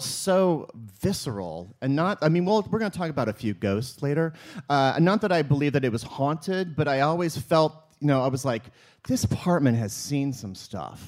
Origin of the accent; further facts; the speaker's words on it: the Ozarks, Southwest Missouri, United States; moved away as an adult; also born or lived in Columbia, Missouri; now in New York City, United States; I was born in the Ozarks, and so, yeah, I was born there, my grandfather was an evangelist on TV, and when I was 14, I was the Bible quiz champion of Southwest Missouri.